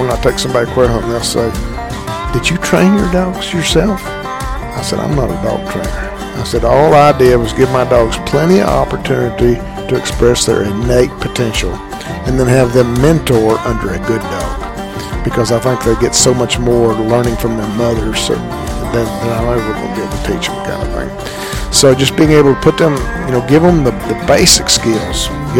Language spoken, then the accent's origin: English; San Angelo, Texas, United States; I'm from San Angelo, Texas.